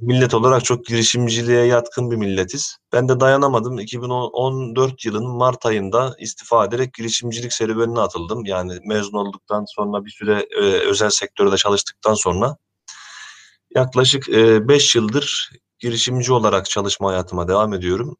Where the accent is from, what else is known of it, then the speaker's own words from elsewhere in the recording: Ankara, Turkey; moved away as an adult; now in Istanbul, Turkey; Ben Ankara doğumluyum. Ee, İstanbul'a Boğaziçi Üniversitesi'ni kazanarak geldim.